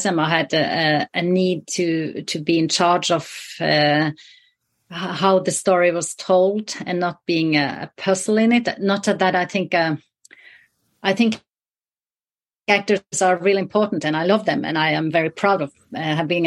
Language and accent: English; the very north of Norway, Northern Norway, Norway; I grew up in the very north of Norway, in the wilderness there